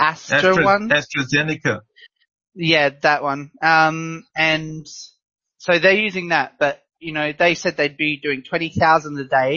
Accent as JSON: {"language": "English", "region": "Western Australia", "country": "Australia", "moved": "yes", "said": "I'm originally from Western Australia as well."}